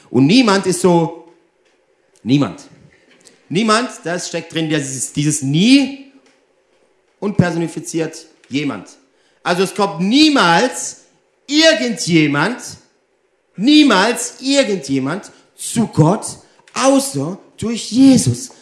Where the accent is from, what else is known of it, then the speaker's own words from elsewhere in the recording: Germany; also born or lived in Italy; ich bin ja 50% Deutsch, 50% Italienisch. Und hier in Deutschland bin ich immer der Italiener